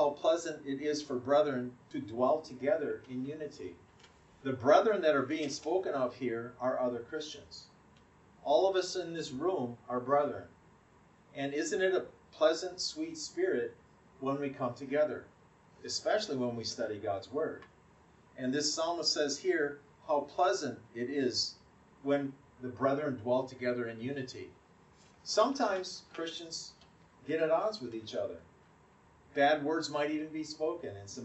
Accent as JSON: {"language": "English", "region": "Wisconsin", "country": "United States", "tie": "born or raised there", "said": "the town where I grew up in Wisconsin"}